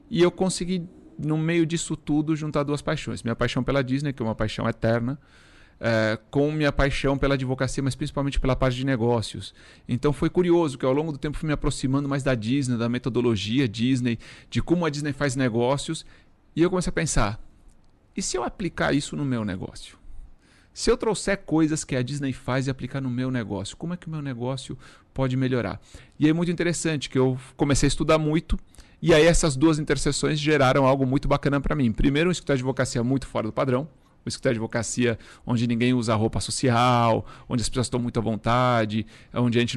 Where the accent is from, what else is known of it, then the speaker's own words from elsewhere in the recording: Uruguay; Portuguese is a second language; now in Brazil; eu sou estrangeiro. Muitas pessoas não sabem, eu sou, sou uruguaio. Uruguaio. Né? Então eu costumo falar que eu sou de uma família pobre de um país pobre.